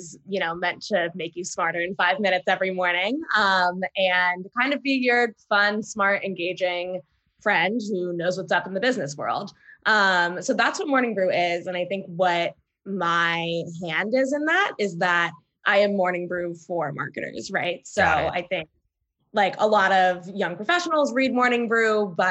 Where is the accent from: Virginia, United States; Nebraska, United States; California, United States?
Virginia, United States; Middleburg; moved away as an adult; also born or lived in Boston; now in New York City, United States; I technically live in New York City, but I've been in my hometown of Middleburg, Virginia